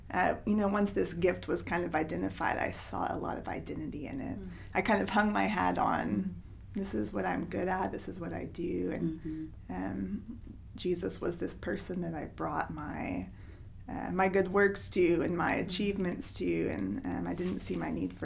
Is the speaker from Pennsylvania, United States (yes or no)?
no; Knoxville, Tennessee, United States; I'm from Knoxville